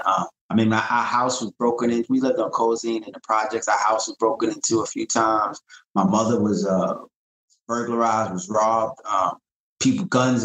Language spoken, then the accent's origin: English; New York City, New York, United States; just a guy from Brooklyn. I grew up in East New York.